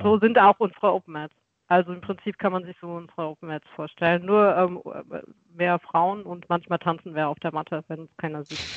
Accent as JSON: {"language": "German", "town": "Weinheim", "region": "Baden-Württemberg", "country": "Germany", "said": "ich komme aus Weinheim an der Bergstraße nahegelegen zu Mannheim und ähm, Heidelberg"}